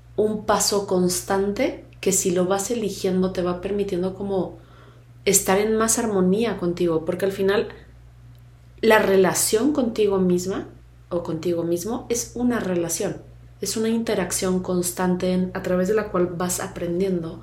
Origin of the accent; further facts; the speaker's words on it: Mexico; mexicana, tal edad, mujer